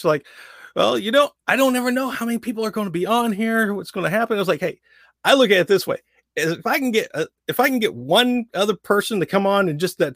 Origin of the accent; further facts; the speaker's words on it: Southern Indiana, United States; accent: Southern drawl; I grew up in Southern Indiana. So for me, I always have that Southern drawl